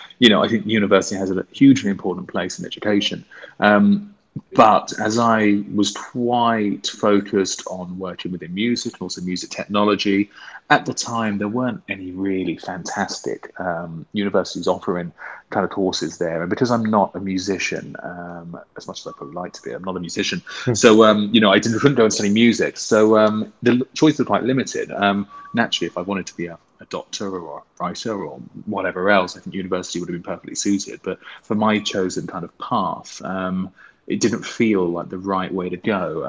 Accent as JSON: {"language": "English", "town": "Toddington", "region": "East of England", "country": "United Kingdom", "tie": "born or raised there", "said": "I grew up in a village called Toddington"}